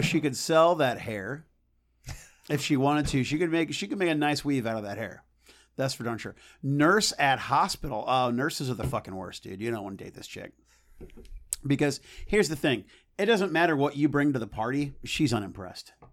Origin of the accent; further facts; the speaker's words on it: United States; as an American